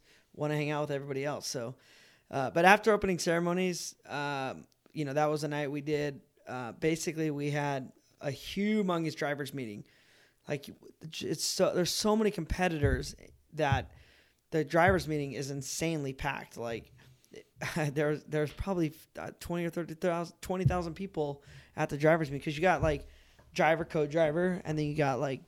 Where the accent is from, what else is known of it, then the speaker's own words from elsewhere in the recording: United States; as an American